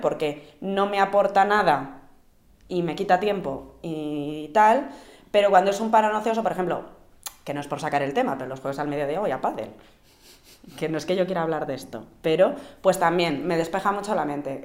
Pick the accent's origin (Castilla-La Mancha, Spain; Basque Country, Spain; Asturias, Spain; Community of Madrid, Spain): Basque Country, Spain; Vitoria-Gasteiz; yo que soy de Vitoria, que ahí hace, que yo cuando me levantaba pronto para ir al colegio y hacía un frescor